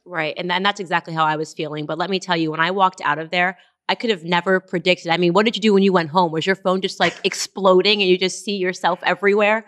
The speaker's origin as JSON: {"language": "English", "town": "Stamford", "region": "Connecticut", "country": "United States", "tie": "born or raised there", "said": "I was raised in Stamford, Connecticut."}